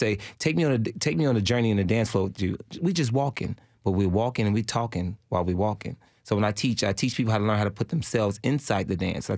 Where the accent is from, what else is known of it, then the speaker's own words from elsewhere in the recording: Chicago, Illinois, United States; also born or lived in Switzerland; now in Nashville, United States; I grew up in Chicago, so we have house music